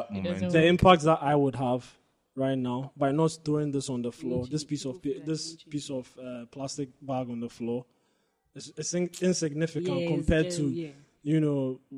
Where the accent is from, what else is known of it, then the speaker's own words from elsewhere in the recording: Ghana; This is a good Ghanaian man, like the rest of us. We are all like this.